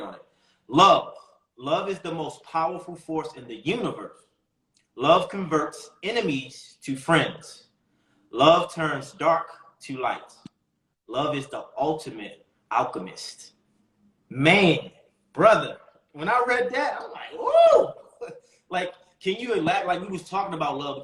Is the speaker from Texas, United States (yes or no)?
no; Baltimore, Maryland, United States; I grew up in Baltimore, so the men in my family was kingpins.